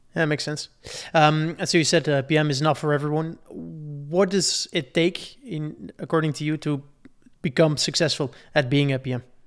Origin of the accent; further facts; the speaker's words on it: Belgium; I'm from Belgium